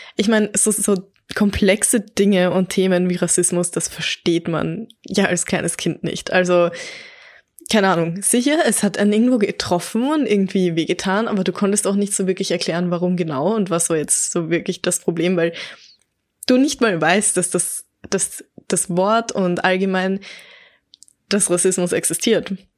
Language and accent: German; Baden, Lower Austria, Austria; also born or lived in Vienna; geboren in Wien, aufgewachsen in Baden in Niederösterreich, aber mein ganzes Leben lang war ich schon in Österreich.